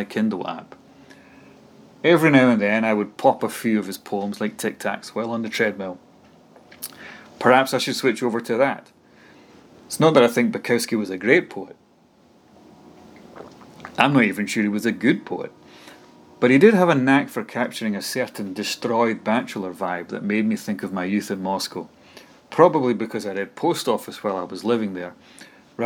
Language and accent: English; Dunfermline, Scotland, United Kingdom; my hometown Dunfermline's